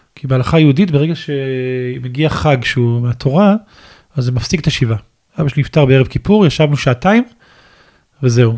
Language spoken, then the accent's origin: Hebrew; Ashdod, Southern District, Israel; גדלתי באשדוד